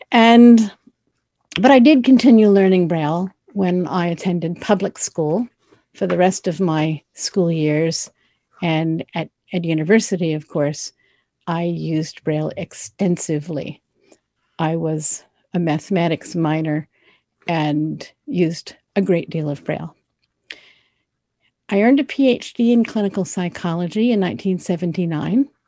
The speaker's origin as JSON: {"language": "English", "region": "Florida", "country": "United States", "tie": "born or raised there", "said": "I grew up in Florida, which is the southeasternmost state in the United States."}